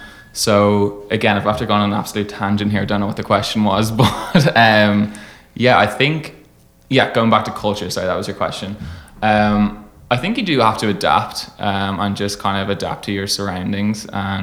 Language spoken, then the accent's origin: English; Dublin, Leinster, Ireland; And I was like, no, I'm from Dublin, I'm from Ireland.